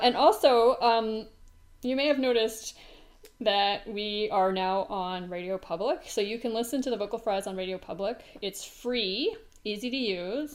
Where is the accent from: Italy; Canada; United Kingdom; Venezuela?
Canada; as a Canadian